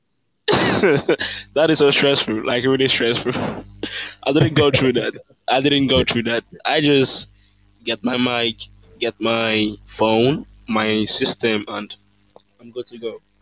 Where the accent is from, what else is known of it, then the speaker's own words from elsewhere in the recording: Nigeria; I'm from Africa, um, I would say I'm Nigerian